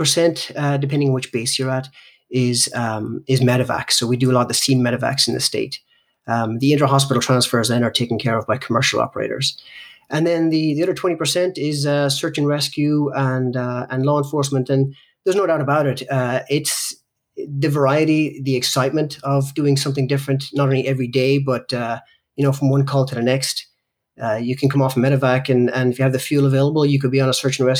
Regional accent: Ireland; I grew up in Ireland, and I grew up in Ireland in basically the 70s and 80s

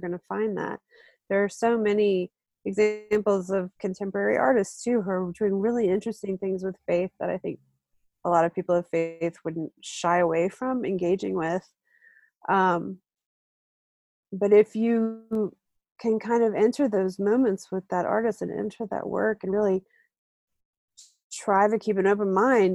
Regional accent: Deep South, United States; I'm Southern, I grew up in the South, in the Deep South

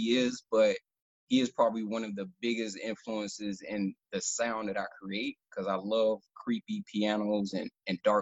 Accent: Miami, Florida, United States; also born or lived in Hallandale Beach, Florida; I'm originally from Miami, Florida

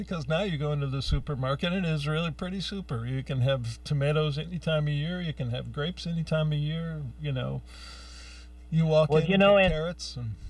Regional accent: Youngstown, Ohio, United States; I grew up in Youngstown, Ohio. And that was, you know, the rust bucket between Cleveland, Youngstown, Pittsburgh.

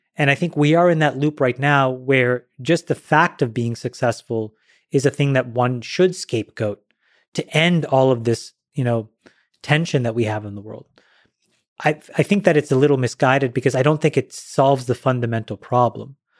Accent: Ottawa, Ontario, Canada; I grew up in Ottawa, Ontario, Canada.

